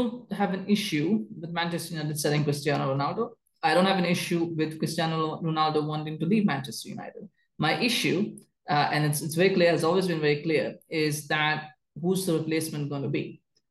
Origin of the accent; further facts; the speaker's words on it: Canada; as a Canadian